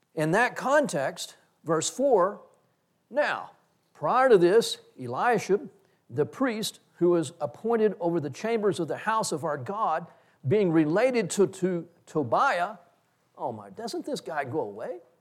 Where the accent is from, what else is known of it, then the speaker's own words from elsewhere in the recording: Texas, United States; I'm a Texan